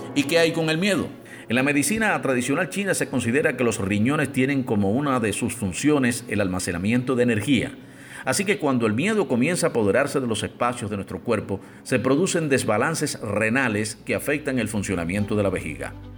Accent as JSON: {"language": "Spanish", "country": "Cuba", "said": "soy el cubano de efecto C"}